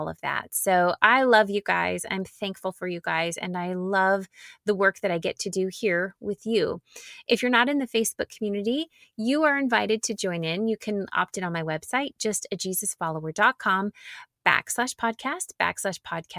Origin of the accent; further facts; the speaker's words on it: Nashville, Tennessee, United States; moved away; I grew up in Nashville